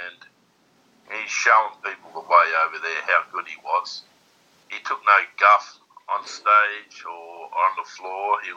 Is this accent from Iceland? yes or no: no; Australia